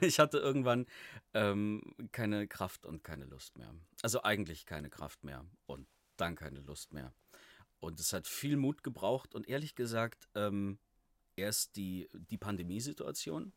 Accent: Allgäu, near Kempten, Bavaria, Germany; moved away as an adult; also born or lived in Halle; Ich komme aus, äh, aus dem Allgäu, aus der Nähe von Kempten.

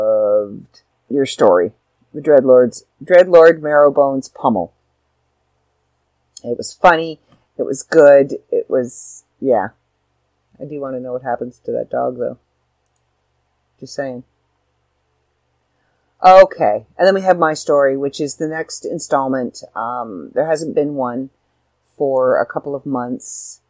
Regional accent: Ireland; Anybody who knows me knows I'm Irish. And I am all about anything Irish.

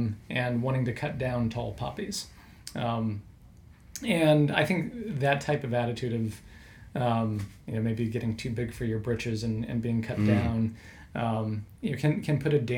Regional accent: American Midwest, United States; I grew up in the American Midwest. So culturally very similar, large agriculture presence.

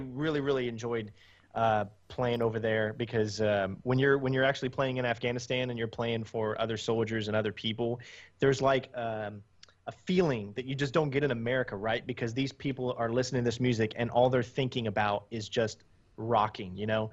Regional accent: United States; I'm from the United States

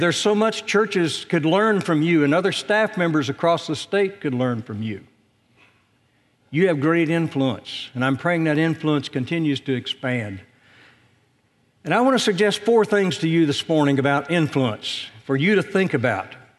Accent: Indiana, United States; moved away; back in my home state

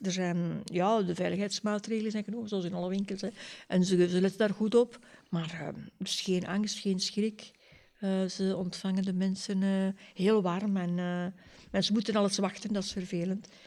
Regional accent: Ghent, Flanders, Belgium; moved away as an adult; now in Leuven, Belgium; ik ben afkomstig van Gent.

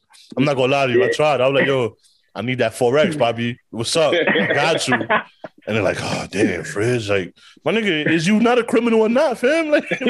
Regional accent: New York City, New York, United States; also born or lived in the Bronx; and I'm from Harlem. I live on the X now

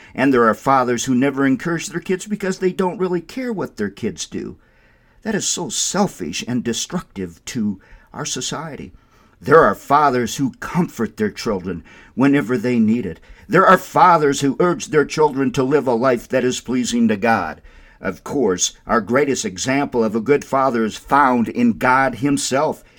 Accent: Windom, Minnesota, United States; now in Albuquerque, United States; My hometown is that beautiful town, Wyndham, Minnesota

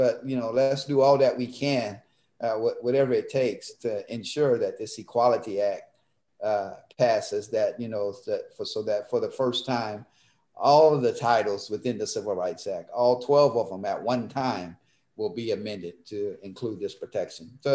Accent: Mississippi, United States; now in Pennsylvania, United States; I grew up in Mississippi, and my parents sent my older siblings up to the public high school to integrate it

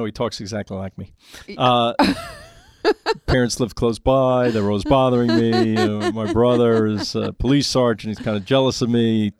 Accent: New York City, New York, United States; I was born in Queens

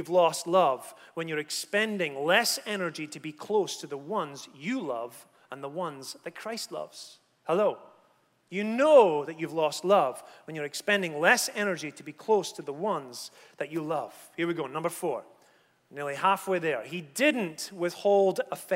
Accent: Scotland, United Kingdom; I come from Scotland

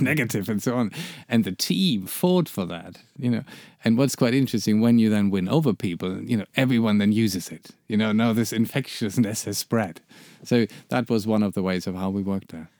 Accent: Germany; I'm from Germany

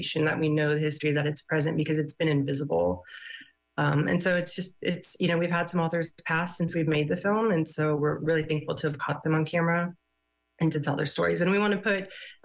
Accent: Kansas City, United States; I'm from Kansas City.

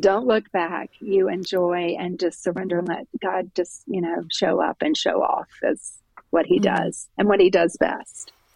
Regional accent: Jacksonville, Florida, United States; moved away as an adult; now in Charlotte, United States; I'm from Jacksonville, Florida, but I've been in Charlotte, North Carolina, for gosh, almost 30 years

